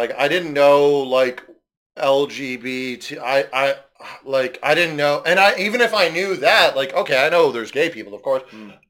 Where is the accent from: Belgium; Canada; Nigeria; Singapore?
Canada; also born or lived in Vancouver; I'm not from Vancouver. I'm from here